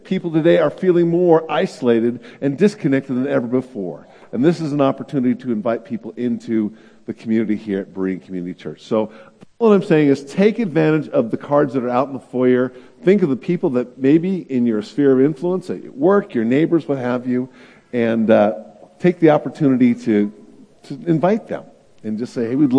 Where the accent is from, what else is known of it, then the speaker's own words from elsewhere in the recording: the Bay Area, California, United States; moved away; also born or lived in Illinois; I'm from California, from the Bay Area